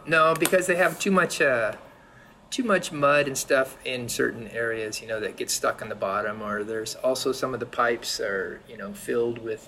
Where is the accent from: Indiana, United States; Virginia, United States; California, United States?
California, United States; San Diego; also born or lived in Berkeley; now in Jersey City, United States; I was born in San Diego